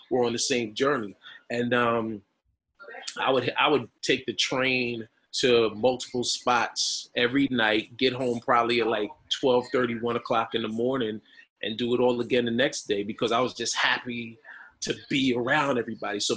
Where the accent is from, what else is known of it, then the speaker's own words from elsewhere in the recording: Bronx, New York, United States; born there; I moved back to the Bronx, right? I told you I was born in the Bronx. I moved back to the Bronx 25 years ago today.